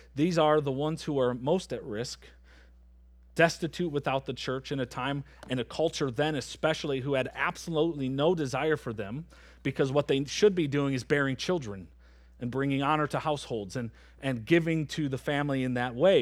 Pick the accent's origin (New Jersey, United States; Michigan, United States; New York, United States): Michigan, United States; moved away as an adult; now in Antigo, United States; I'm from Michigan